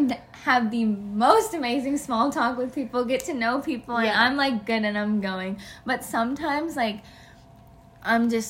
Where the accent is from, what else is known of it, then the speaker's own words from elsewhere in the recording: Dallas, Texas, United States; also born or lived in West Lafayette, Indiana; I'm from Dallas